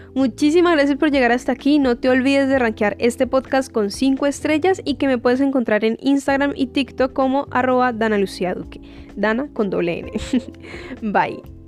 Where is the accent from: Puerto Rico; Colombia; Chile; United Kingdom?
Colombia; now in United States; soy colombiana y que vivo en Estados Unidos.